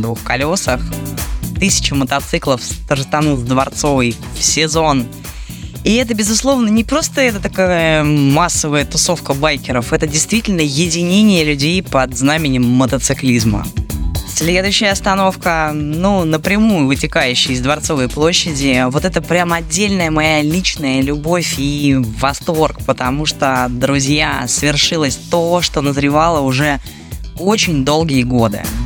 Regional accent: Moscow, Russia; мы, москвичи

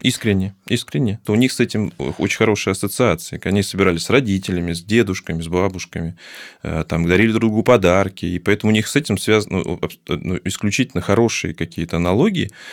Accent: Baku, Azerbaijan; moved away; я когда родился, когда я жил, точнее, я, я сам из Баку

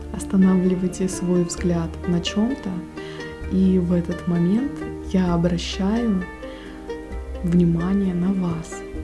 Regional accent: Russian Far East, Russia; я с Дальнего Востока

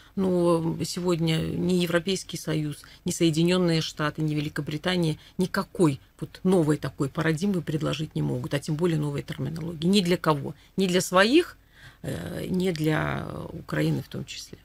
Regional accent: Belarus

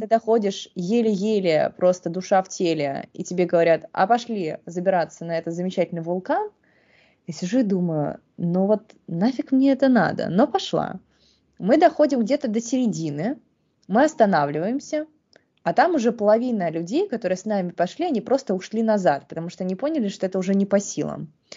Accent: Saint Petersburg, Russia; я выросла в Санкт-Петербурге

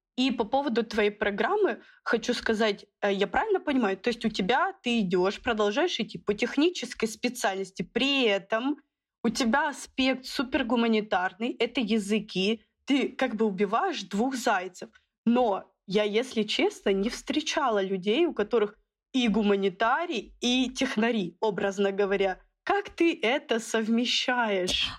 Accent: Khabarovsk, Khabarovsk Krai, Russia; Я сама из Дальнего Востока, из города Хабаровска.

